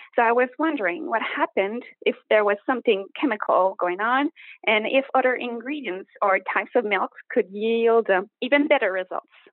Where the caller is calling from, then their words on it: Montreal, Quebec, Canada; I'm calling from Montreal, Quebec, Canada